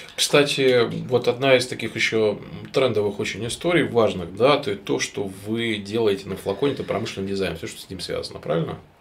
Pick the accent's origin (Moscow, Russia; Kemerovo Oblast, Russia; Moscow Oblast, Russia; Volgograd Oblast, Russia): Kemerovo Oblast, Russia; Novokuznetsk; Я сам вообще из Новокузнецка